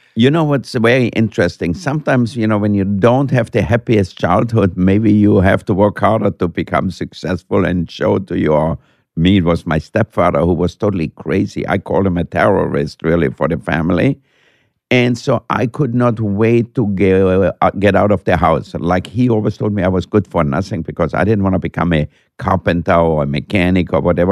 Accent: Austria; moved away; when I grew up in Austria

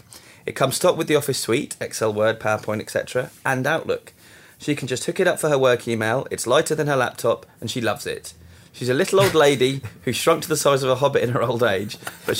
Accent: England, United Kingdom; accent: English; Who's the English person that's not me?

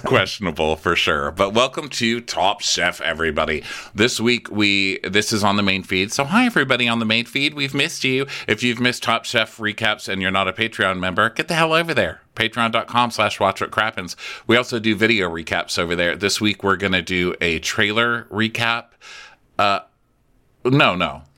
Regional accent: Texas, United States; I'm from Texas

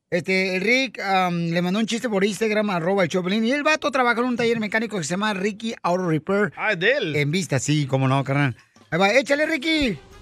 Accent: Ocotlán, Jalisco, Mexico; soy de Ocotlán, Jalisco

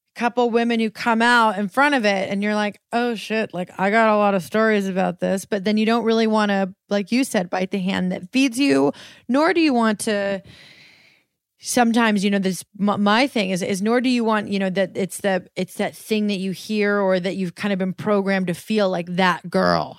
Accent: Colorado, United States; Ollie and I grew up in Colorado, like, on land.

